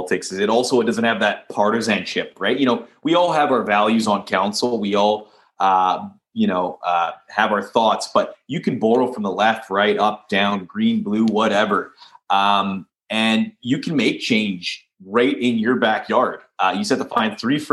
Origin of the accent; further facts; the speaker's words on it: Leduc, Alberta, Canada; I'm born and raised here in Leduc. Really proud of my hometown.